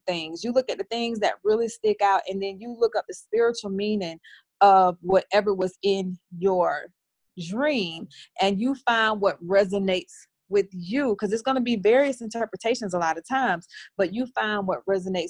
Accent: the South, United States; I'm from the South

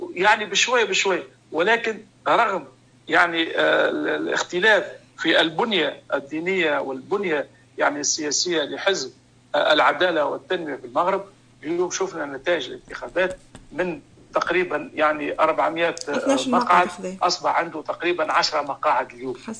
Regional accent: Tunisia; عندنا في تونس

